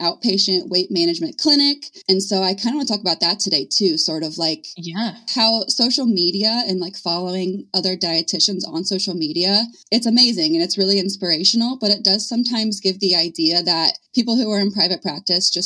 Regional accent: Indiana, United States; I was born and raised in Indiana.

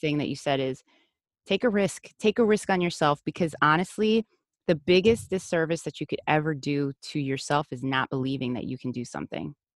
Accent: United States; first language Spanish; English is a second language; I was raised in the U S, but my first language was Spanish

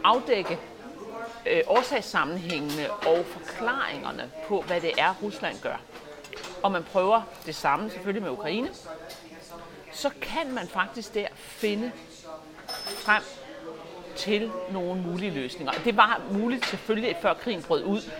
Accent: Denmark; som danske patrioter, og det er det, jeg er

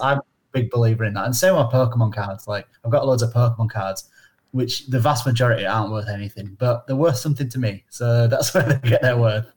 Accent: Northern England, United Kingdom; accent: monotone northern; some of us are monotone northern accents like myself

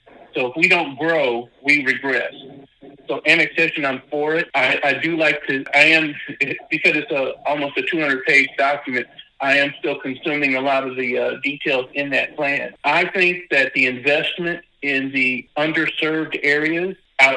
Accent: Mississippi, United States; I grew up in Mississippi

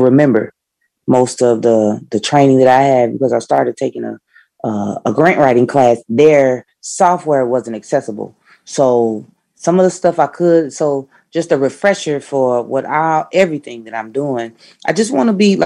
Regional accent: Oklahoma City, Oklahoma, United States; moved away; also born or lived in Fort Worth, Texas; I'm from Oklahoma City, but I lived in Fort Worth, Texas

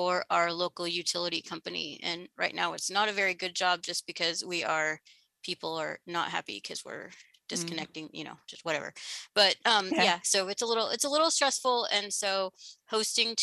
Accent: Illinois, United States; moved away as an adult; now in Louisville, United States; I am originally from Illinois. I moved to Louisville about 10 years ago

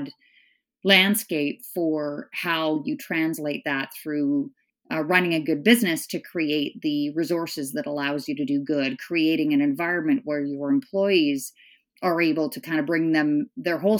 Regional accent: Northern Ontario, Canada; also born or lived in Scotland; We moved from Scotland to a small town in Northern Ontario

